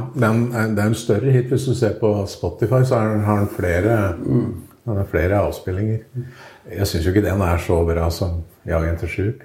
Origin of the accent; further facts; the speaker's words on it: Toten, Innlandet, Norway; also born or lived in Trøndelag; Så jeg kom hit for 52 år siden, så jeg er jo egentlig totning.